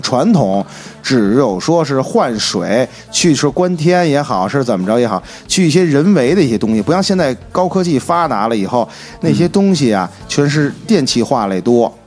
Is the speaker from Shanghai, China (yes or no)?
no; Beijing, China; 因为就是说自小就是土生土长的老北京嗯。老西城人